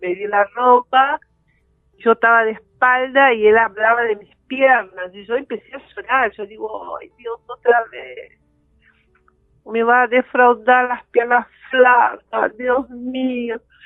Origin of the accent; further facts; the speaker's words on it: Campo Belo, Minas Gerais, Brazil; Spanish is a second language; moved away; yo nací en Campo Belo, que está cerca de Belo Horizonte